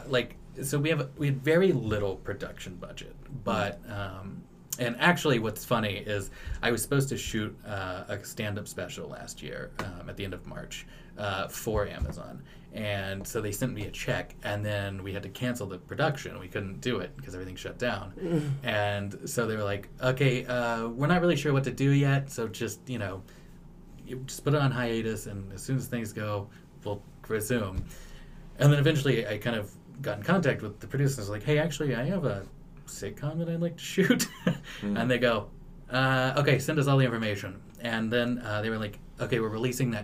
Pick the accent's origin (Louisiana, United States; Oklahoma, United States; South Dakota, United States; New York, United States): Oklahoma, United States; Claremore; also born or lived in Tulsa, Oklahoma / Los Angeles; I grew up in Claremore, and Claremore, Oklahoma.